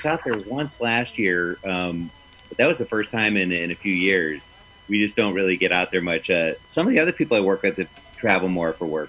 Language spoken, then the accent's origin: English; Chicago, Illinois, United States; moved away as an adult; also born or lived in Los Angeles; now in New York, United States; I was originally from Chicago. It's my hometown.